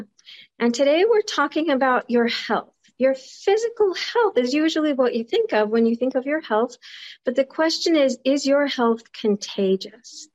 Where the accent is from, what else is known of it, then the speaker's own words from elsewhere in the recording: United States; I grew up in the United States